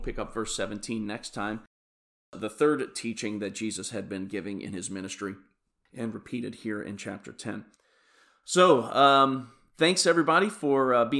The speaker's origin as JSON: {"language": "English", "town": "Kansas City", "region": "Missouri", "country": "United States", "said": "Like I said … from Kansas City, Missouri, and I hope you have a bles"}